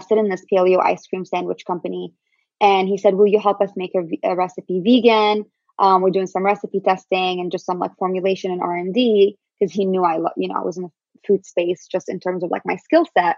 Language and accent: English; Syria; also born or lived in Palestine; now in United States; I'm Syrian Palestinian